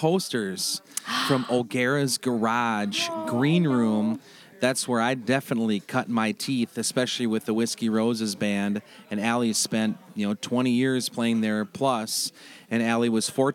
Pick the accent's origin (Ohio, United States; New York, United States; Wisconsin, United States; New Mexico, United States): Wisconsin, United States; Turtle Lake; moved away; coming from small town Turtle Lake, Wisconsin, trying to fit in with everybody in the city